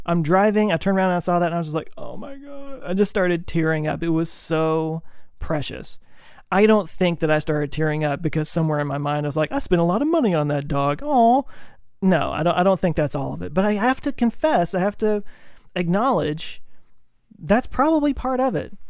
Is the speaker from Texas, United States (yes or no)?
yes; Texas, United States; I grew up in Texas